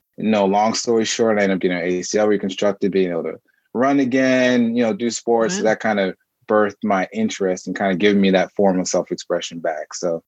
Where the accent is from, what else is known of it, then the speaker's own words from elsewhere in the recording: Marietta, Georgia, United States; also born or lived in New York; And I was born in New York, and I moved around a lot, and I ended up spending most of my time in Georgia. So Marietta, Georgia is where I spent most of my time, and in Atlanta, Georgia.